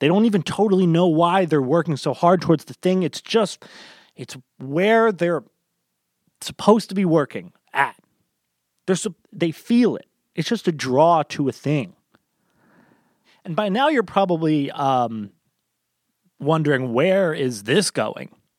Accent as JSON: {"language": "English", "country": "United States", "said": "as an American"}